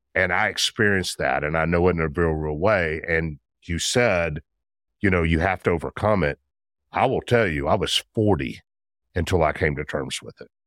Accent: Memphis, Tennessee, United States; I'm a Memphis guy, born and bred in Memphis, grew up in Memphis

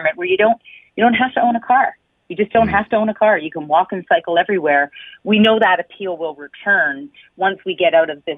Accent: Hamilton, Ontario, Canada; also born or lived in Toronto; I actually grew up in Hamilton. I grew up on the Hamilton Mountain, and I cycled everywhere.

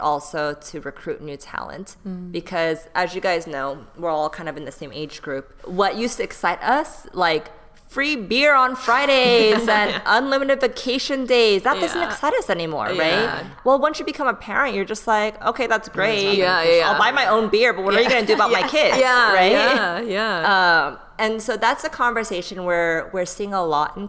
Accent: Bay Area, California, United States; also born or lived in Texas / Seoul, South Korea; now in Los Angeles, United States; I grew up in the Bay Area

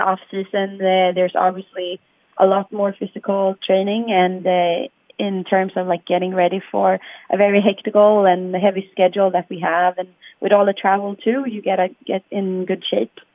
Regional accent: Sweden; We're from Sweden

